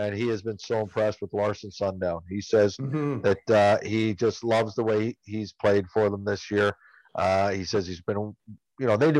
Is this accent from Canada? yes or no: yes; Toronto, Ontario, Canada; I'm from Toronto